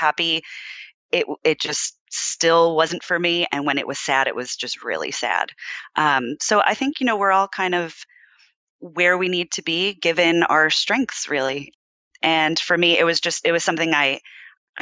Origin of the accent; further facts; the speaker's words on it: East Coast, United States; moved away as an adult; now in California, United States; I am originally from the East Coast